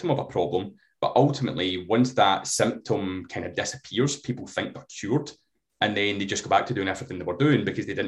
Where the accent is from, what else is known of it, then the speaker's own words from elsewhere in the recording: Glasgow, Scotland, United Kingdom; I'm from Glasgow